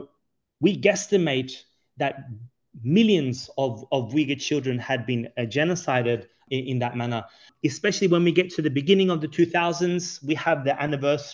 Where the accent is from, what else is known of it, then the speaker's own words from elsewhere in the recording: Sydney, New South Wales, Australia; moved away as an adult; now in Washington, D.C., United States; born and raised in Sydney, Australia